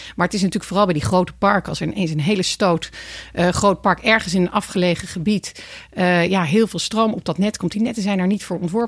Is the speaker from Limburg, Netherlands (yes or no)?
no; Voorburg, South Holland, Netherlands; in het dorp bij ons in Voorburg